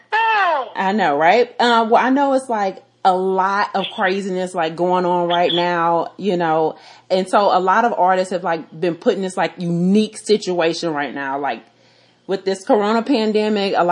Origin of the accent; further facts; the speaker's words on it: Texas, United States; I'm from Texas.